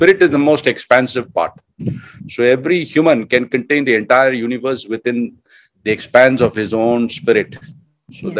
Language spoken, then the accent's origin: English; Bangalore, Karnataka, India; I was growing up in Bangalore